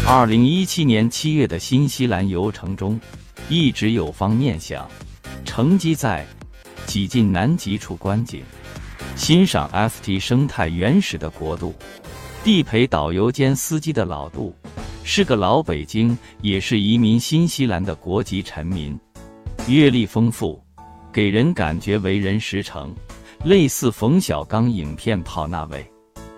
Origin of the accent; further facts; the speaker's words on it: Shanghai, China; 我们来自中国上海